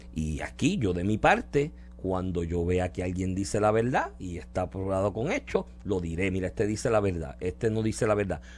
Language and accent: Spanish; Puerto Rico